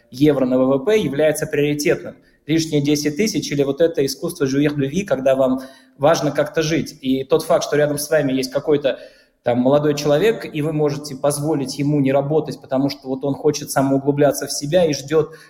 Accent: Bashkortostan, Russia; now in France; я натурализованный француз, да, я башкир по первому своему рождению

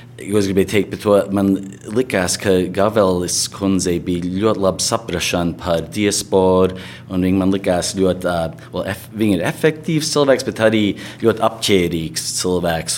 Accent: United States; mēs šeit uzaugām Amerikā

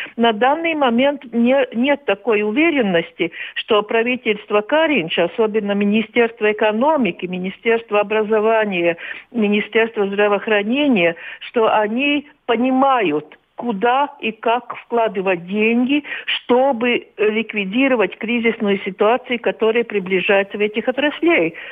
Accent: Latvia

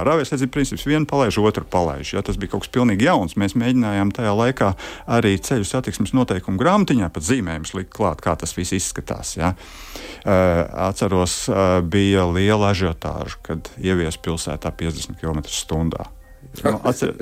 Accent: Riga, Latvia; also born or lived in Kurzeme; es nāku no Rīgas

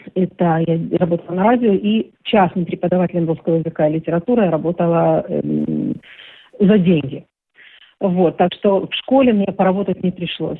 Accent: Rostov-on-Don, Rostov Oblast, Russia; moved away as an adult; now in Israel; Ростов-на-Дону очень не мой родной город, да, в котором я родилась.

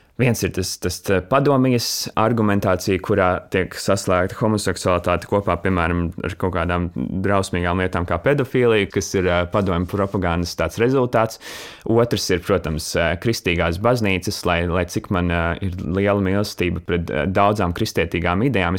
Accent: Latvia; moved away as an adult; manu tīņa laiku, kad es dzīvoju Latvijā

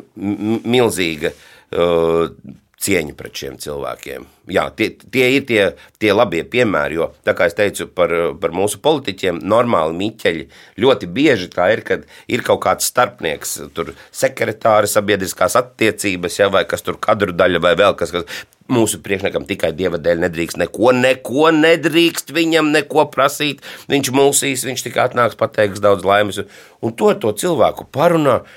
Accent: Madona, Madona Municipality, Latvia; Manā mīļajā Madonā, jo es esmu dzimis Madonā

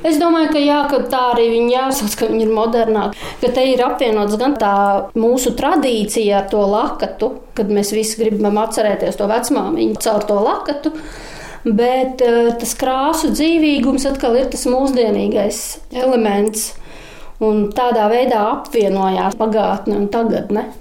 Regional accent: Latvia; now in Talsi, Latvia; es pat esmu no Dunkas, un Dienas pats saimnieks, pat kaimiņos bērnībā dzīvoju

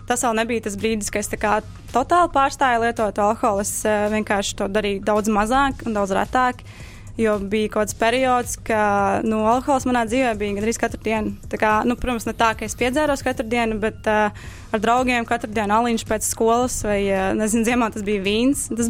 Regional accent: Cēsis, Latvia; es dzīvoju Cēsīs, kas ir nu, salīdzinoši maza

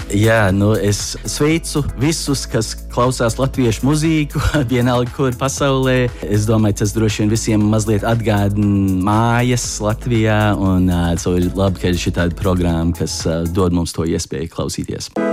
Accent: Chicago, Illinois, United States; moved away as an adult; now in Washington, D.C., United States; Es uzaugu Čikāgā, kur mums faktiski ir liela, liela tāda trimdas pēcteču grupa

